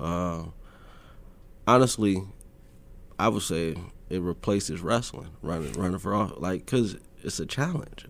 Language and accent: English; Omaha, Nebraska, United States; growing up in North Omaha for, for my generation was just rough